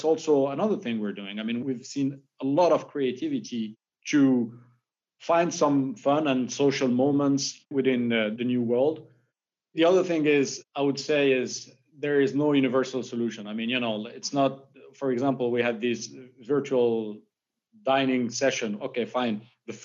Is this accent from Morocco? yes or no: yes; Morocco; moved away; I'm originally from Morocco